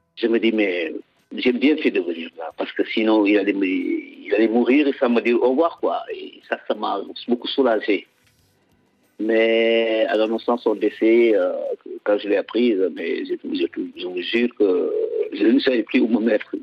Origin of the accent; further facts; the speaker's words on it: Casamance, Senegal; la Casamance, notre région